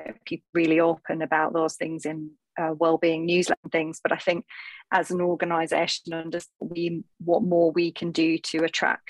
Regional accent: North East England, United Kingdom; as you can probably tell from my accent, I come from the northeast of England comprehensive school

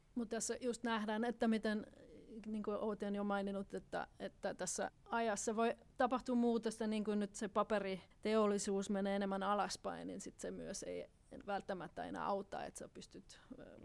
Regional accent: Austria; moved away; Itävallassa, josta mä olen kotoisin

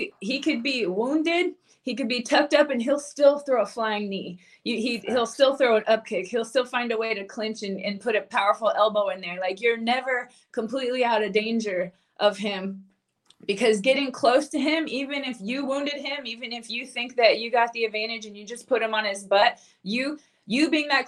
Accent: Colorado, United States; I grew up in Colorado, up in the MMA community the same time as Justin Gaethje

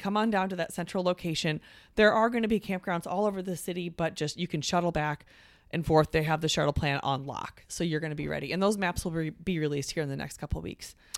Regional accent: Coralville, Iowa, United States; this will be our sixth visit to my hometown of Coravelle

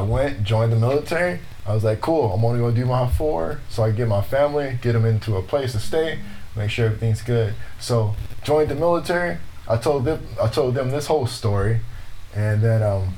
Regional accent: Los Angeles, California, United States; I grew up in Los Angeles, California

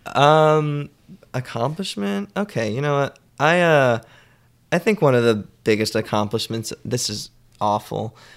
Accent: Middletown, New Jersey, United States; moved away as an adult; now in New York, United States; I grew up in Middletown, in New Jersey

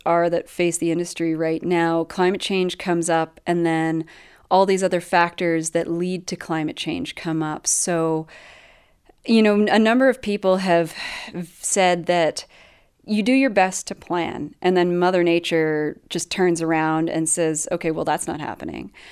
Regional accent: Canada; also born or lived in British Columbia; as a Canadian

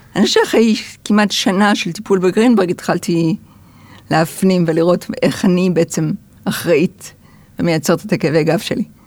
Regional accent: Haifa, Haifa District, Israel; also born or lived in United States; אני גדלתי בחיפה

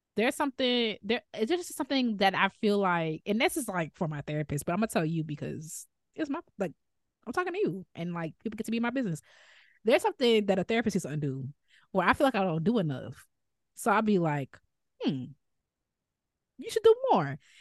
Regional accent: Chicago, Illinois, United States; accent: Chicago; I'm fine with my Chicago accent

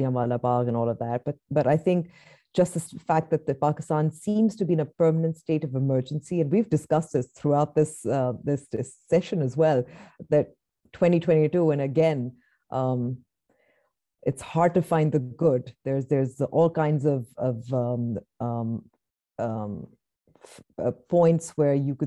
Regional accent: Nigeria; moved away; I grew up, a part of my childhood was, I grew up in Nigeria

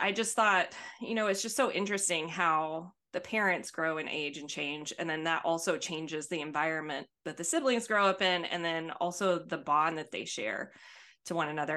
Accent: Albertville, Alabama, United States; accent: thick accent; now in Houston, United States; when I was young and growing up in Albertville, Alabama

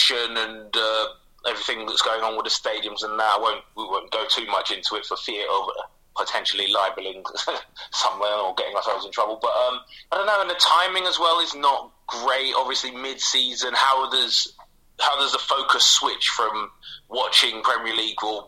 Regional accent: London, United Kingdom; moved away as an adult; now in South Norwood, London, United Kingdom; I grew up in Camden, obviously, so I was fairly close to Arsenal.

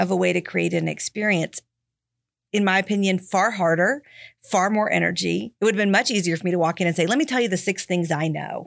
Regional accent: Texas, United States; moved away as an adult; also born or lived in Tennessee; I'm from Texas and had been living in Tennessee

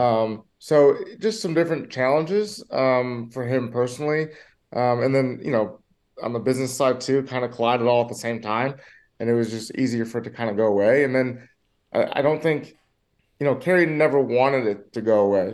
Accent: Michigan, United States; I grew up in Michigan

